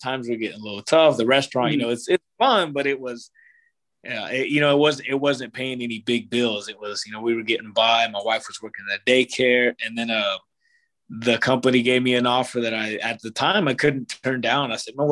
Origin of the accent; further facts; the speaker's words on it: Ringwood, Oklahoma, United States; moved away as an adult; also born or lived in Edmond, Oklahoma; I grew up in Ringwood.